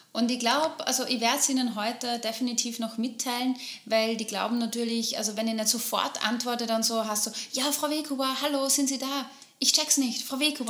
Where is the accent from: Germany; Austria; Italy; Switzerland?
Austria; Upper Austria; bei uns in Oberösterreich